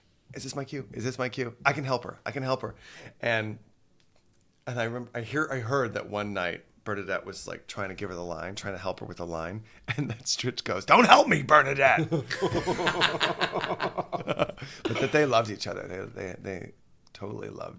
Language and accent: English; Texas, United States; now in New York City, United States; I'm from Texas